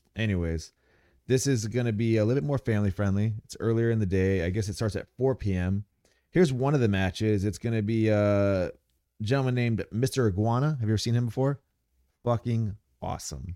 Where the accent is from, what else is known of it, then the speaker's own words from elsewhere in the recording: Ramona, California, United States; I'm from Ramona, Calif-, you know, Ramona. It's, uh, San Diego County